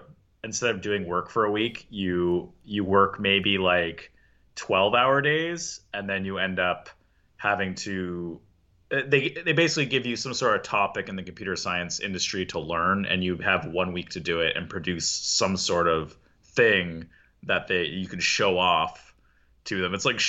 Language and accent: English; Canada; I'm Canadian